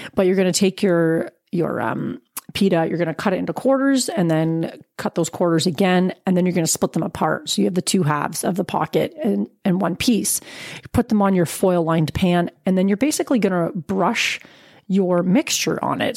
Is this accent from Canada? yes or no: yes; Canada; As a Canadian